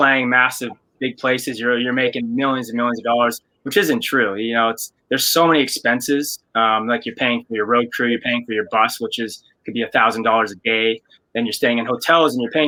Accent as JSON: {"language": "English", "country": "Canada", "said": "we're Canadian and we didn't have MTV in Canada"}